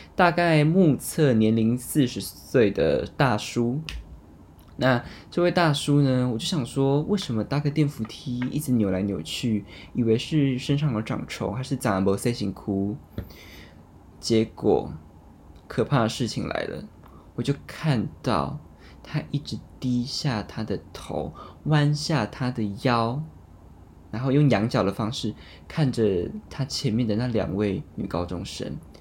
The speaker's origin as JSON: {"language": "Chinese", "country": "Taiwan", "said": "我们台湾"}